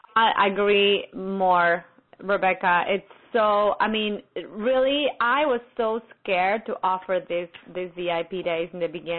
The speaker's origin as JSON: {"language": "English", "region": "Buenos Aires", "country": "Argentina", "tie": "born or raised there", "moved": "yes", "said": "my hometown"}